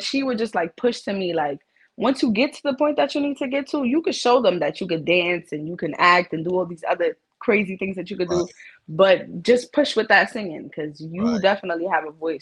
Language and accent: English; New York City, New York, United States; I am from the Bronx, New York. Big BX in the building